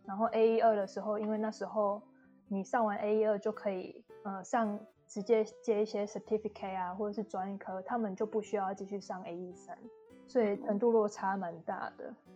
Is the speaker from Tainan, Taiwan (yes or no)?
no; Yunlin County, Taiwan; moved away as an adult; also born or lived in Taipei, Taiwan / Brisbane, Australia; now in Tasmania, Australia; 因为我是云林人嘛，然后就是后面就是我到台北去念书，其实也待了就是六年了